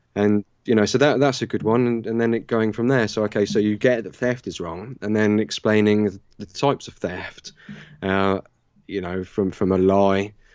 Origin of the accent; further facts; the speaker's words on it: Southampton, South East England, United Kingdom; Southern England, uh, Southampton in the U K.